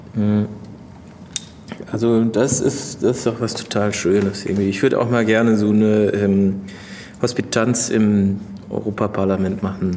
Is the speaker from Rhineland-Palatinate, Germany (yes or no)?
yes; Mainz, Rhineland-Palatinate, Germany; moved away as an adult; also born or lived in Berlin; als ich dann das erste Mal aus Mainz weggezogen war nach Berlin und nach äh, drei Monaten zurückgefahren bin zu meinen Eltern in die Heimat